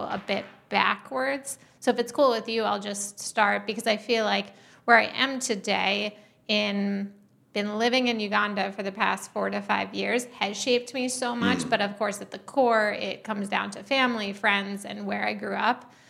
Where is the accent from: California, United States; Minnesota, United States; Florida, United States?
Minnesota, United States; And so living out in um, growing up in Minnesota, where he grew up